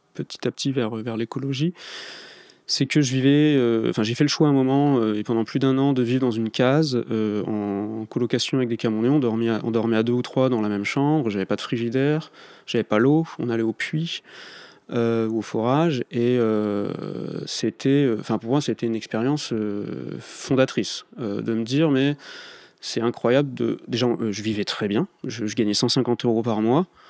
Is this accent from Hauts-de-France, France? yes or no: yes; the Nord, Hauts-de-France, France; moved away as an adult; also born or lived in Paris; je suis du Nord, donc euh, je quittais le Nord pour arriver à Paris.